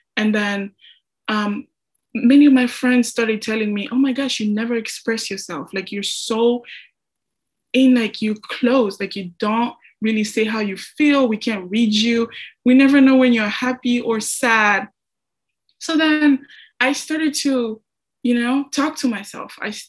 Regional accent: DR Congo; English is a second language; now in United States; I'm from the Congo, Central Africa, and I'm a senior here at Augustana

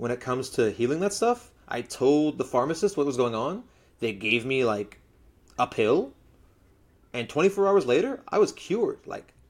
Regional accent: Florida, United States; So like, people ask me where I'm from in my own country regularly. So like, I always got the where are you from in South Flori

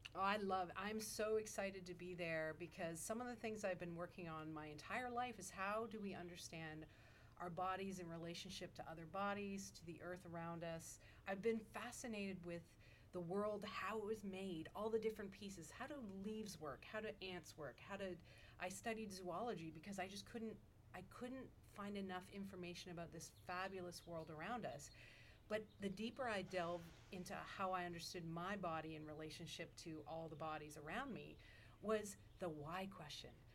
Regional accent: Toronto, Ontario, Canada; moved away as an adult; now in Wingate, United States; I originated, I came from Toronto, where I had my degree from Regis College

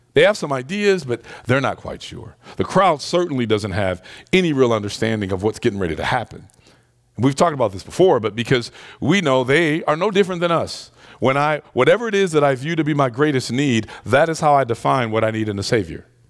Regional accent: Detroit, Michigan, United States; Growing up in Detroit

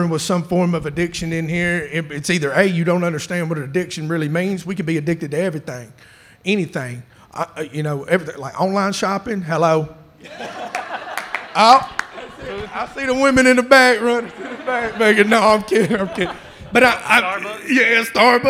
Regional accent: Chattanooga, Tennessee, United States; I'm from Chattanooga.

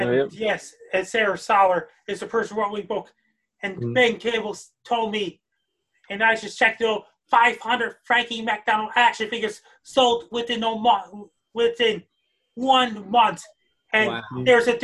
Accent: Sydney, Nova Scotia, Canada; I grew up in Sydney, Nova Scotia.

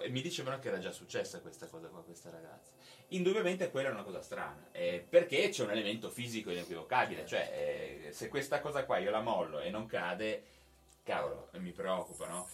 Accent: Genoa, Liguria, Italy; moved away as an adult; now in Cuneo, Italy; io sono di Genova

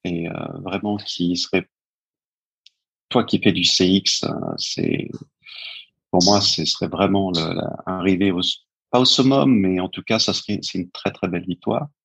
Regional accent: France; also born or lived in New York, United States; je suis français

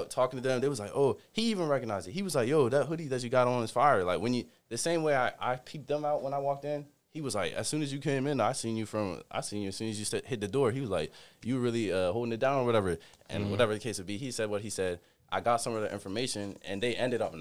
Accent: Baltimore, Maryland, United States; I'm not from here. I'm from Baltimore.

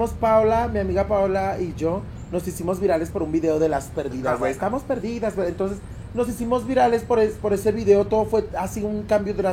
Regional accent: León, Guanajuato, Mexico; yo soy 100% panza verde, soy de León, Guanajuato.

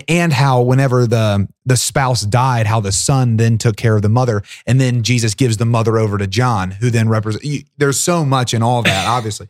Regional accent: Portsmouth, United States; my hometown, uh, of Portsmouth in our, uh, one of our parishes, Holy Redeemer, and it's my home parish

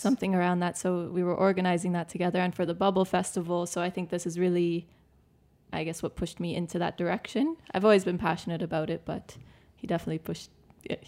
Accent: Canada; moved away as an adult; now in Malta; I grew up in Canada

